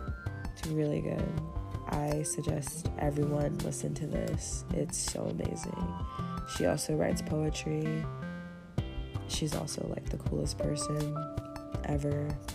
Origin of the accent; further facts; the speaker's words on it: Kansas, United States; I'm from Kansas. Anyway, Kansas is like the epicenter right now of where all the pollen is, and I'm dying.